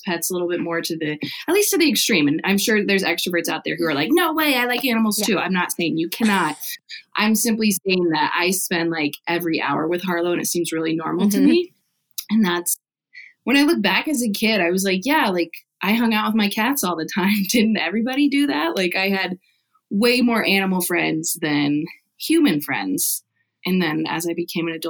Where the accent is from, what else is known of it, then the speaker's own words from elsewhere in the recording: Nebraska, United States; I grew up in Nebraska, so it's like kind of a farm everywhere